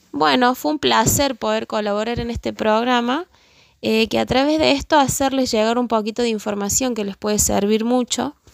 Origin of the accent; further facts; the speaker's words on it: Villa Tulumba, Córdoba, Argentina; soy de Villa Tulumba